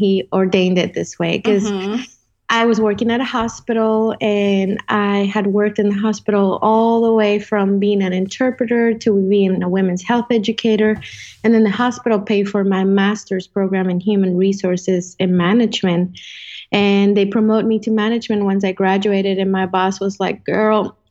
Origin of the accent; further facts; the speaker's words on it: Colombia; first language Spanish; English is a second language; also born or lived in Dallas-Fort Worth, Texas; now in Dallas, United States; I live in Dallas, Fort Worth, and I am originally from Colombia. I've lived in many places